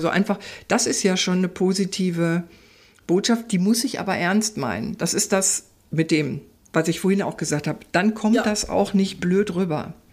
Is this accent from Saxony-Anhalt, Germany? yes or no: no; Ruhr area, North Rhine-Westphalia, Germany; ich komme ja aus dem Pott. Ruhrpott sozusagen, ja. aus dem Kohlenpott